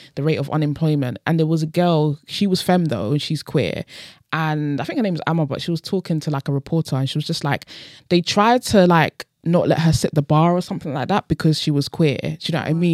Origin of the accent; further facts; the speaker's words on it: United Kingdom; I'm born in this country